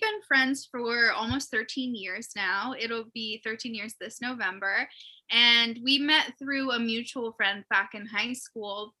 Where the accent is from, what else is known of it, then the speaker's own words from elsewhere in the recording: Erie, Pennsylvania, United States; we're both from Erie, Pennsylvania, which is in the United States